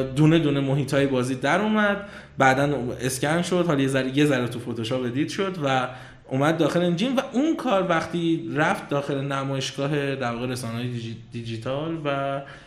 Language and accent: Persian; Kashan, Isfahan, Iran; moved away as an adult; also born or lived in Tehran; من کاشانی هستم اصالتا اهل کاشانم بعد خب کاشان هم زندگی میکردم تا 86 که تهران قبول شدم دانشگاه